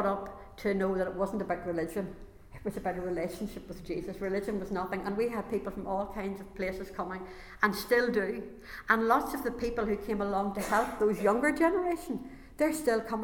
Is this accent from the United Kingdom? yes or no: yes; Enniskillen, Northern Ireland, United Kingdom; also born or lived in Moyallon / Horry; we moved to Enniskillen, the Gospel Hall in Enniskillen